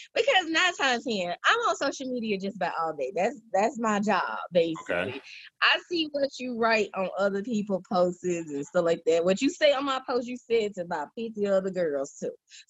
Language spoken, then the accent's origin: English; Crystal Springs, Mississippi, United States; moved away as an adult; now in Phoenix, United States; I put Mississippi on the map wherever I go. That's forever home. I live in Arizona, but I was Mississippi born and raised.